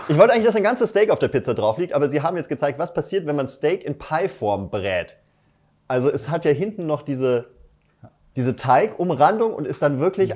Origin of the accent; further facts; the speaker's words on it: Germany; ich als Deutscher